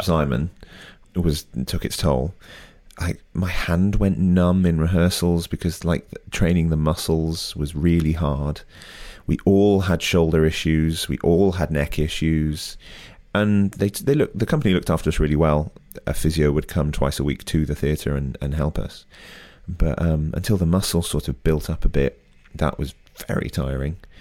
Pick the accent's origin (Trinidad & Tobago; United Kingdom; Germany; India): United Kingdom; as a Brit